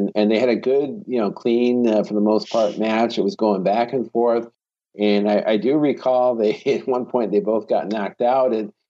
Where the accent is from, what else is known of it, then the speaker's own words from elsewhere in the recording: Binghamton, New York, United States; Binghamton, my hometown